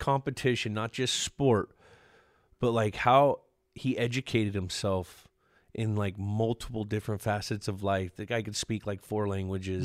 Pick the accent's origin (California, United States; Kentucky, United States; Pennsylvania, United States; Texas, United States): California, United States; Bay Area; I'm from the Bay Area